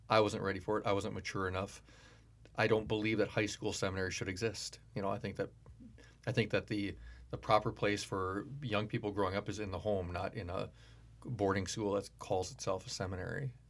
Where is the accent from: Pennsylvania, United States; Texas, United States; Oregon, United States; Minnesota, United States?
Minnesota, United States; Duluth; Born and raised in Duluth.